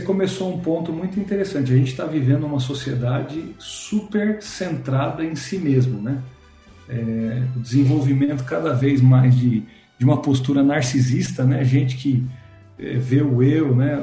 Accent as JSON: {"language": "Portuguese", "town": "Santo André", "region": "São Paulo", "country": "Brazil", "said": "Eu sou de Santo André, a gente está aí, a origem aqui em São Paulo, mas é no ABC Paulista"}